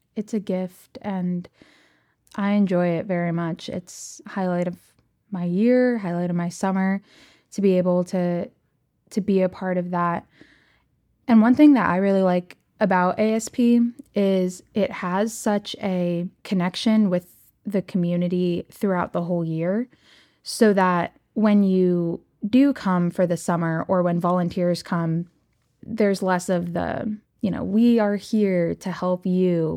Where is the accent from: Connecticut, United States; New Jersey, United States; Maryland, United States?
Maryland, United States; Rockville, Bethesda area; I grew up in the Presbyterian community at St. Mark Presbyterian Church in the Rockville, Bethesda area